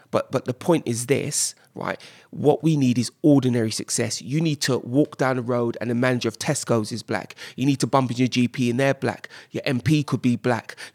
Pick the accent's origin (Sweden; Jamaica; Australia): Jamaica; I mean, I'm Jamaican, I, I, get it